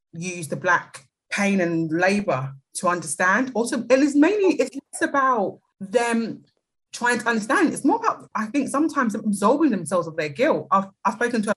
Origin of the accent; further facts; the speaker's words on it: London, United Kingdom; accent: British; As I'm sure most people can tell by my accent, I'm British. I'm from London, South East.